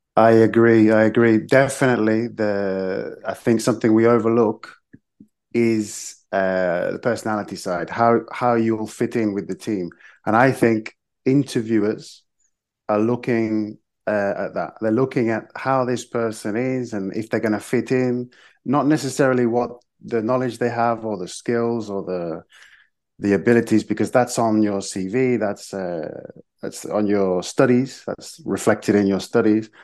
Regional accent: Nottingham, East Midlands, United Kingdom; moved away as an adult; also born or lived in Madrid / Zaragoza / Jerez de la Frontera; now in Seville, Spain; I was born in Nottingham in England. But my mum is Irish, so I have a dual nationality

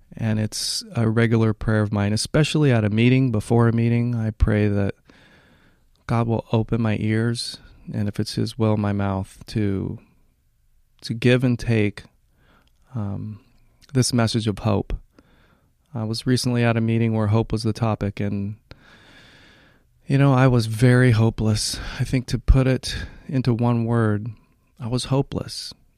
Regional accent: Hawaii, United States; moved away as an adult; also born or lived in Washington; now in Northern California, United States; I was raised in Hawaii

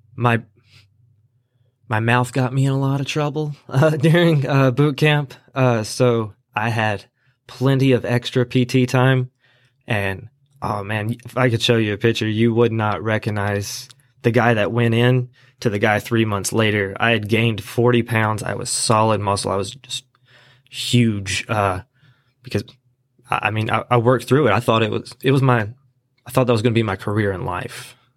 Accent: Asheboro, North Carolina, United States; also born or lived in California; I am from Ashboro. I went to, uh, Southwest Randolph High School

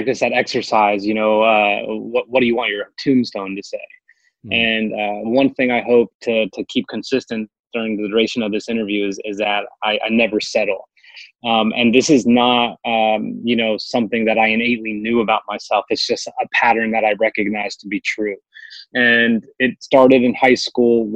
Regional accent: Morristown, New Jersey, United States; my hometown of Morristown, New Jersey

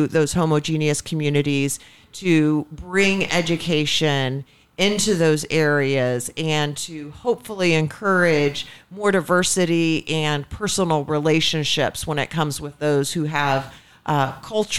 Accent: Indianapolis, Indiana, United States; I grew up in a semi-rural area in the suburbs of Indianapolis.

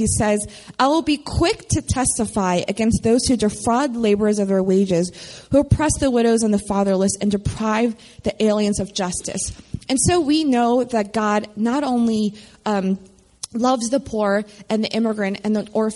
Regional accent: Philadelphia, Pennsylvania, United States; moved away as an adult; now in Baltimore, United States; growing up in Philadelphia, one of the main things I held onto was my faith. And I went to college in Baltimore, and that's how I ended up here.

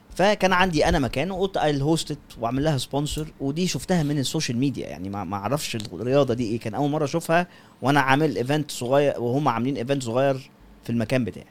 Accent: Egypt; culture مصري عندنا

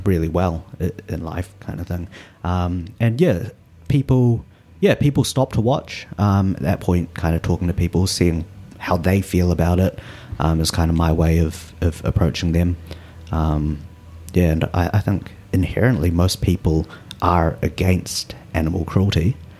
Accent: Auckland, New Zealand; I was born in New Zealand. My parents are from Malaysia. Um, and at the moment, I'm living out in, uh, Westmere. So, lived kind of pretty central my whole life

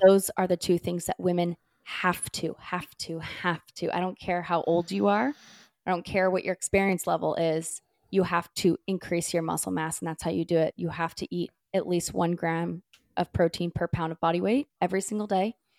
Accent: California, United States; now in North Carolina, United States; I grew up in California

